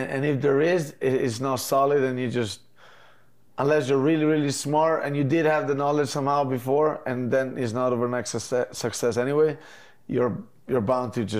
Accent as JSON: {"language": "English", "town": "Mezzocorona", "region": "Trentino-Alto Adige", "country": "Italy", "tie": "born or raised there", "moved": "yes", "said": "I come from Mezzo Corona, it's like a 5,000 people village basically."}